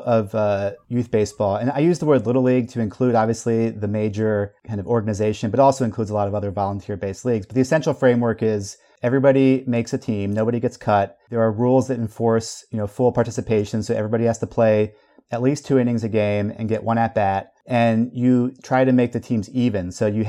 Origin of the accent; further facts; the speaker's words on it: Belgium; I was a little kid growing up in Belgium, but here was a slice of Americana that I could channel into.